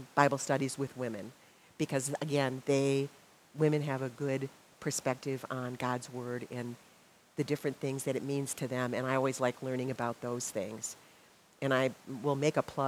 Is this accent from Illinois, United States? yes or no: no; Milwaukee, Wisconsin, United States; I grew up in Milwaukee.